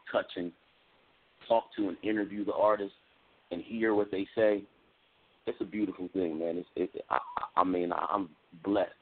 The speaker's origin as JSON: {"language": "English", "region": "Delaware", "country": "United States", "tie": "born or raised there", "said": "originally I'm from Delaware"}